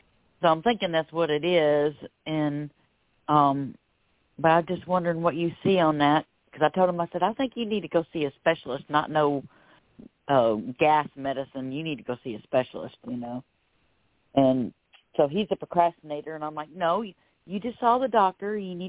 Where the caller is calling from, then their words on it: Florida, United States; I'm calling from Florida.